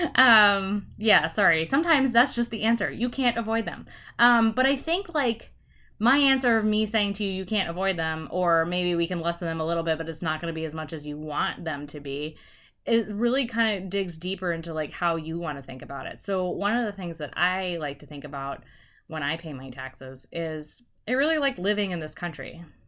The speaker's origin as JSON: {"language": "English", "country": "United States", "tie": "born or raised there", "said": "I've grown up here, and there are all sorts of reasons why I wanna stay in America"}